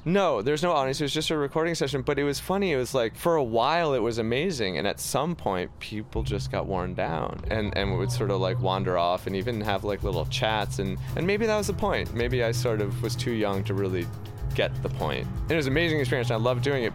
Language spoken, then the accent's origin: English; New York, United States; I grew up in New York in the 90s